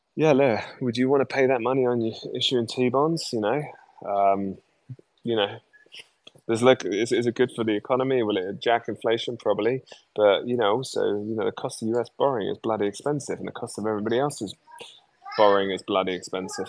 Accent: United Kingdom; as a Brit

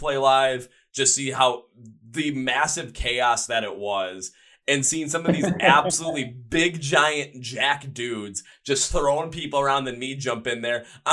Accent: Milwaukee, Wisconsin, United States; I'm in my hometown of Milwaukee

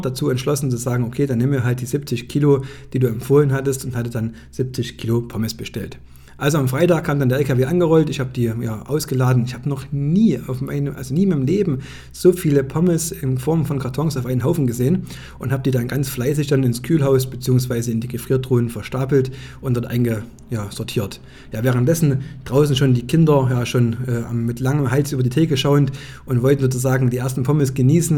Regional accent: Greiz, Thuringia, Germany; saß ich beim Geschäftsführer ja, in meiner Heimatstadt

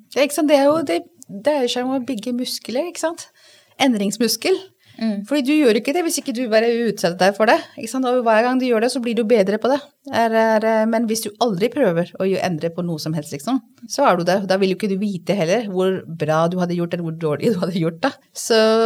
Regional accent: Delhi, India; Norwegian is a second language; moved away as an adult; now in Norway; Jeg er født og oppvokst i India, i Delhi.

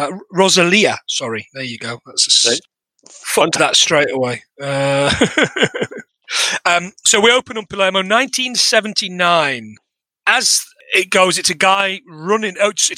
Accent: Manchester, North West England, United Kingdom; I'm from Manchester.

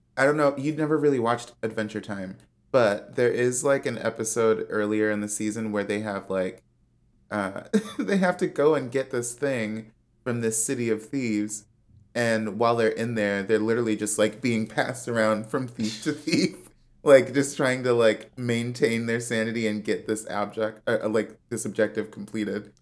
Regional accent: Chicago, Illinois, United States; moved away; also born or lived in Washington, D.C.; I'm from Chicago where everything is flat

